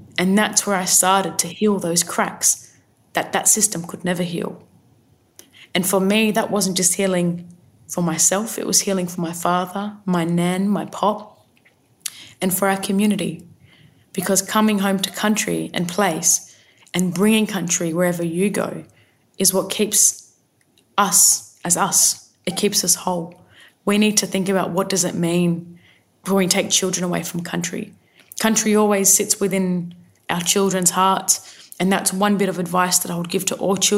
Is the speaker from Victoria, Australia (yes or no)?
no; Sydney, New South Wales, Australia; My family come from the mid-north coast of New South Wales, and I've spent a lot of my time growing up on Gadigal country, the city of resistance